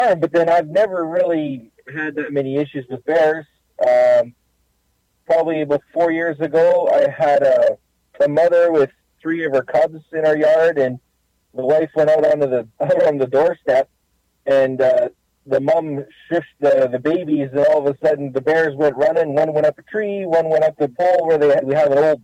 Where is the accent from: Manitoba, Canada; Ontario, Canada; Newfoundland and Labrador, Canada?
Ontario, Canada; Northwest; moved away as an adult; now in St. Anne, Canada; I grew up in Northwest Ontario, and I'm used to bears